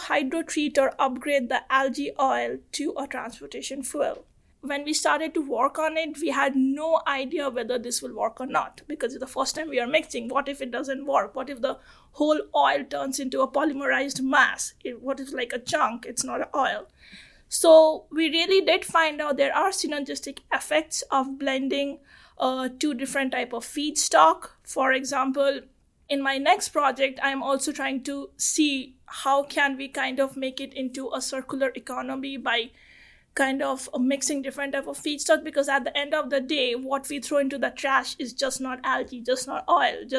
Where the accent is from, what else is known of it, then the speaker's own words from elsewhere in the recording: Kolkata, West Bengal, India; first language Bengali; English is a second language; moved away as an adult; I'm from Calcutta